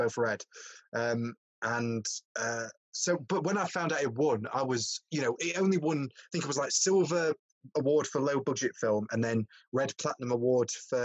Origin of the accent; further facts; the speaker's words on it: Worksop, East Midlands, United Kingdom; moved away as an adult; also born or lived in Bradford; I was from Worksop, so I was from a bit far south. You know, with my accent and everything